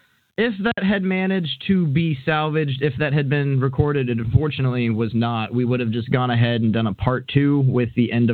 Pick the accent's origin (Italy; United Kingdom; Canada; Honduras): United Kingdom; I was going to do my real voice, I'm actually British, but I was advised to just keep the Hank gimmick up